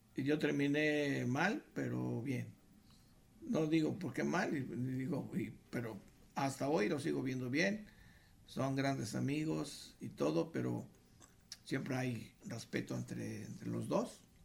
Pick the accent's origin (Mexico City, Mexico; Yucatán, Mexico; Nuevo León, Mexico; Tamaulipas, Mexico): Mexico City, Mexico; éramos del DF.